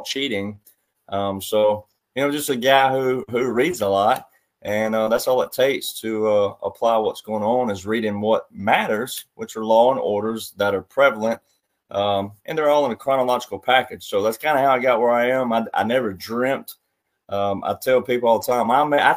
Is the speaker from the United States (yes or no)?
yes; the South, United States; also born or lived in Nashville, Tennessee; I grew up in the South